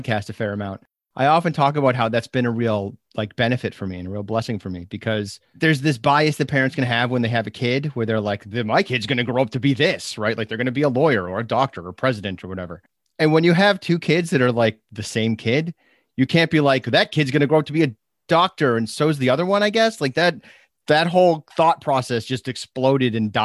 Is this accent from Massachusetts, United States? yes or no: yes; Chelmsford, Massachusetts, United States; also born or lived in Amherst, Massachusetts; I lived in Chelmsford, Mass